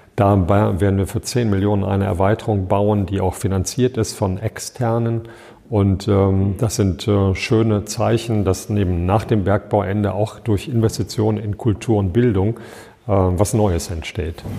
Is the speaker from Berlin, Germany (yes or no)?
no; Düsseldorf, North Rhine-Westphalia, Germany; moved away as an adult; also born or lived in Hilden / Dortmund / Cologne / Dormagen; now in Bottrop, Germany; in Hilden bin ich nur geboren. Ich bin im Vorort von Düsseldorf aufgewachsen